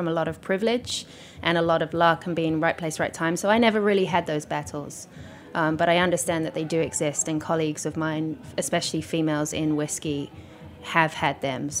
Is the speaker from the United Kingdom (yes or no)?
yes; England, United Kingdom; here I was, a female, English, although most people think I'm Australian. Because my accent has derailed along the years.